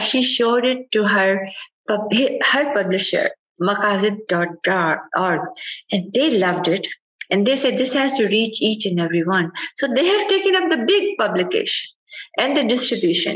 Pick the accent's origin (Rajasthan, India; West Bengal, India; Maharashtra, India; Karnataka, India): Rajasthan, India; Ajmer; now in United States; I was growing up in Ajmer, Ajmer is a city in Rajasthan